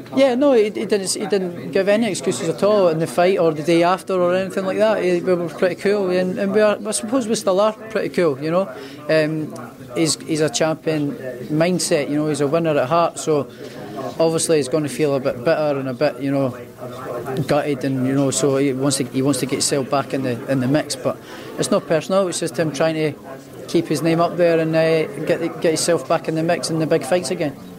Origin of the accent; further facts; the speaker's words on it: Edinburgh, Scotland, United Kingdom; where I grew up was sort of the outskirts of Edinburgh